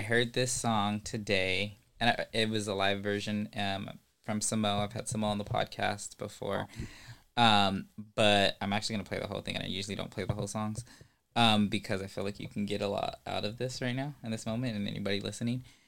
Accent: Ventura County, California, United States; I'm from Ventura County.

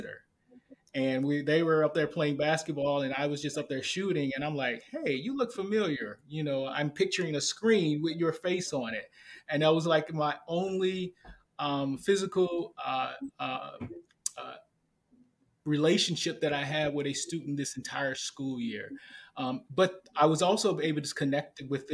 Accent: St. Louis, Missouri, United States; I'm from St. Louis, Missouri

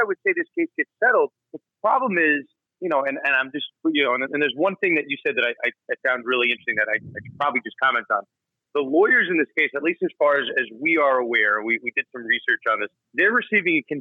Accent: United States; I'm not from St. Louis. I'm from New York

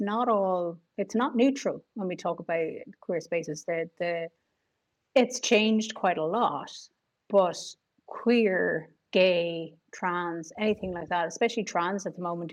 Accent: Ireland; especially as a girl growing up in Ireland

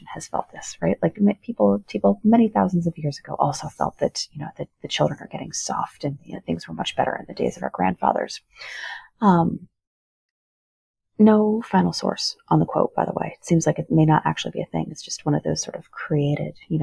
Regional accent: Rust Belt, United States; I come from the Rust Belt

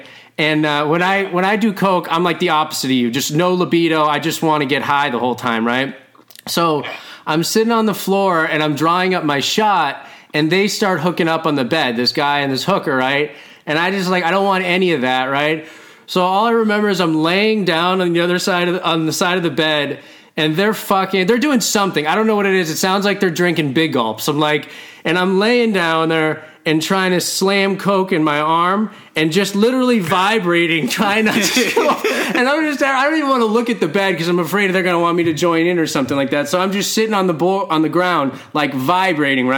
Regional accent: Boston, Massachusetts, United States; also born or lived in Southern California; I'm from Boston. I ran around Boston mostly, or Southern California

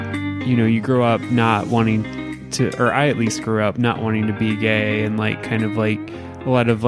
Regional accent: Southern Indiana, United States; growing up in Southern Indiana and kind of, you know, an area where it's maybe not so accepting

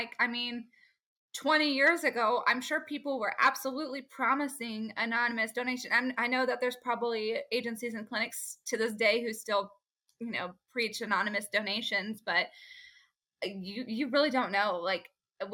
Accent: Fort Worth, Texas, United States; It was just my hometown, my backyard.

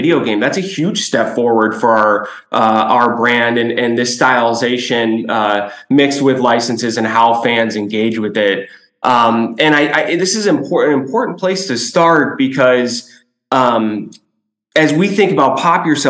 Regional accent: Chicago, Illinois, United States; I'm born and raised in Chicago, a kid in the 90s

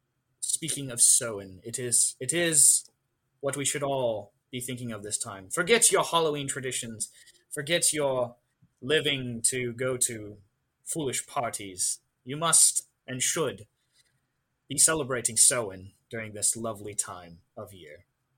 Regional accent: Ireland; seeing as I must, as an Irish person, know the history of all things Ireland.

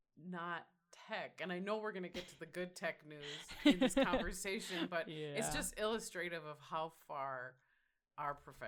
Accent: Minnesota, United States; that's me as a Minnesotan saying.

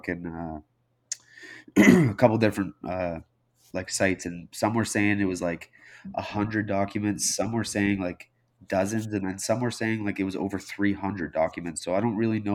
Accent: Canada

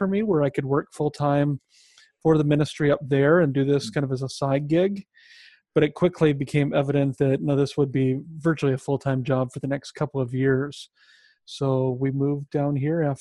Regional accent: Sioux City, Iowa, United States; moved away as an adult; also born or lived in Minneapolis, Minnesota; I grew up in Iowa, in Sioux City, Iowa, where I met my wife

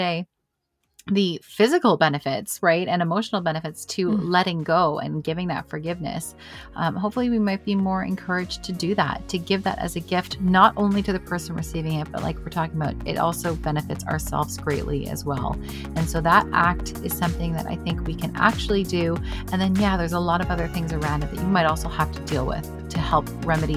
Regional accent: Canada; As a Canadian

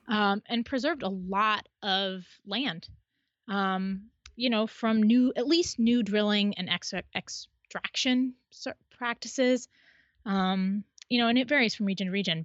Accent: Midwest, United States; now in Western United States; I grew up in the Midwest

